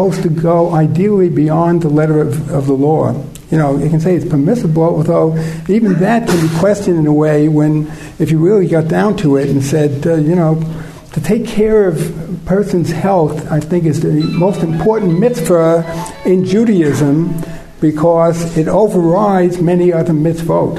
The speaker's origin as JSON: {"language": "English", "country": "United States", "said": "I'm from the States."}